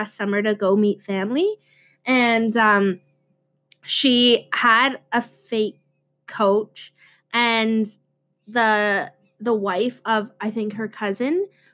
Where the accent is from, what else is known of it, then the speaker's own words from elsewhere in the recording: Gull Bay, Ontario, Canada; Gull Bay, the community I'm from